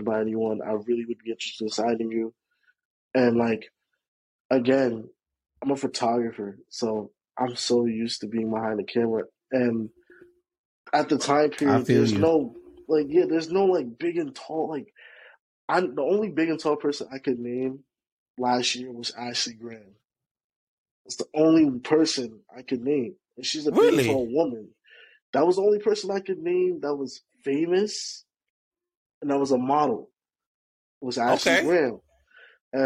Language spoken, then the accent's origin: English; Jamaica; also born or lived in New York; now in New Jersey, United States; from Jamaica. I reside in New York. I reside in New Jersey as of right now